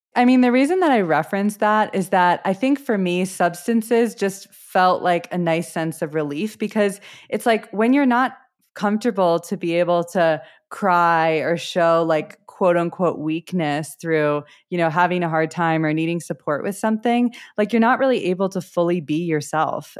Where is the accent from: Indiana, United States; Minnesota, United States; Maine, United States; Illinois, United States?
Illinois, United States; Wilmette; moved away as an adult; also born or lived in Southeast Asia; now in Colorado, United States; I am originally from the suburbs outside of Chicago. I grew up in a suburb called Wilmette